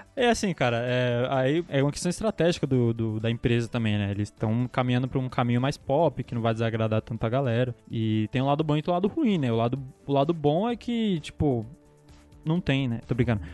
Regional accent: Brazil; a gente é brasileiro

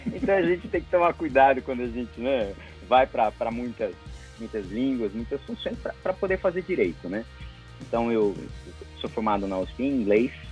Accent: São Paulo, Brazil; eu tô falando aqui de São Paulo, uhum. cidade onde eu nasci, onde eu estudei e onde eu, eu trabalho

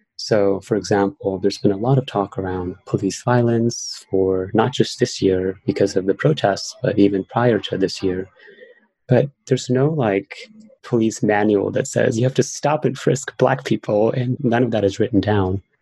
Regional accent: New York City, New York, United States; I grew up in New York City and I was bullied quite a lot as a child. I had an accent because I moved here when I was 10 years old

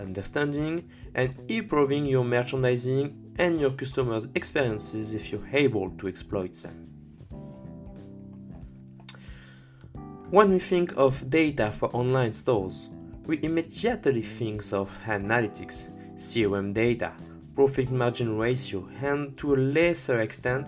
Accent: France; accent: French; English is a second language; with my French accent

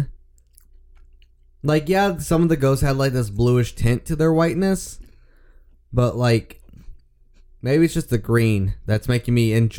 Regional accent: the South, United States; we grew up in the South

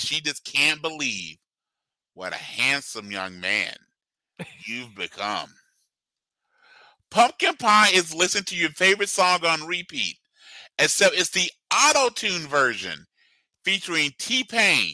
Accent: Georgia, United States; moved away as an adult; now in Midwest, United States; when I first moved here, growing up in Georgia specifically

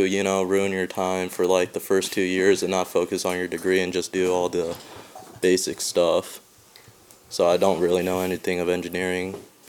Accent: Montpelier, Ohio, United States; I'm from Montpelier, Ohio.

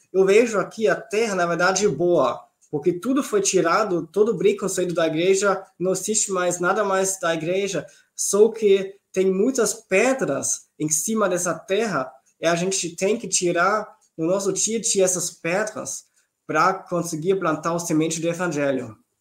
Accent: Southern Germany, Germany; Portuguese is a second language; moved away as an adult; also born or lived in Heidelberg region, Germany / Brazil; now in Schwerin, Germany; eu cresci, nasci na Alemanha do Sul

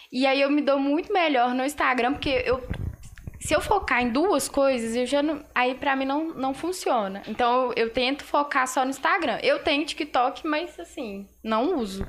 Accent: Passa Tempo, Minas Gerais, Brazil; sou daqui de Passatempo

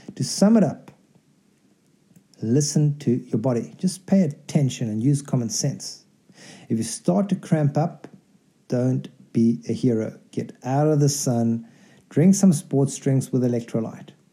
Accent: South Africa; moved away; also born or lived in Delhi / Mexico; I grew up in South Africa

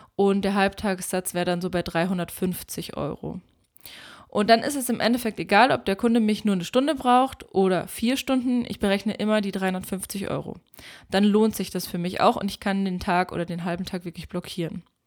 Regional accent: Germany; bei uns in Deutschland

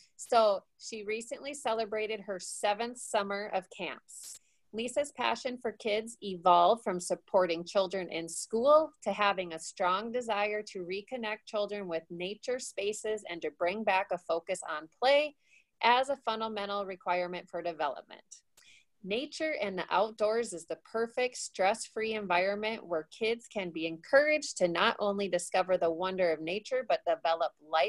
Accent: South Dakota, United States; we're both from South Dakota

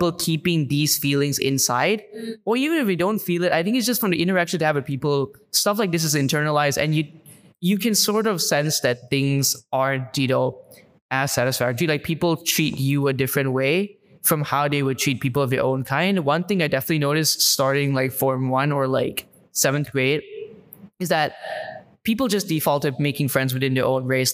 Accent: Malaysia; first language English; moved away as an adult; growing up in Malaysia

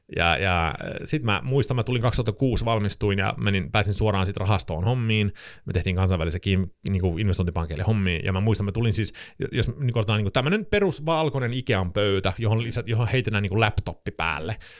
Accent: Sweden; Finnish is a second language; moved away as an adult; also born or lived in Stockholm, Sweden; now in Helsinki, Finland; mä oon siis äh, Ruotsin kansalainen, äh, varttunut Ruotsissa ja suomi on minun kolmas kieli englannin ja ruotsin jälkeen

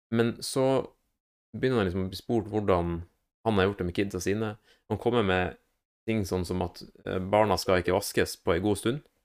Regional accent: Northern Norway, Norway; moved away; hjemme i Nord-Norge

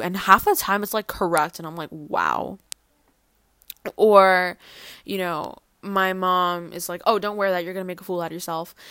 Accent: New Jersey, United States; first language Spanish; English is a second language; also born or lived in The Bronx, New York; I was born in New York, the Bronx, and I moved to New Jersey when I was, like, three years old

